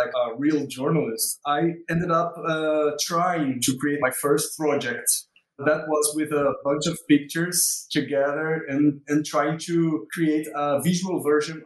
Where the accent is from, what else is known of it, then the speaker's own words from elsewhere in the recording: Maceió, Alagoas, Brazil; moved away as an adult; also born or lived in South Brazil; now in Recife, Brazil; I was born also in Maceió, this city 4 hours from Recife, and I came here in 2002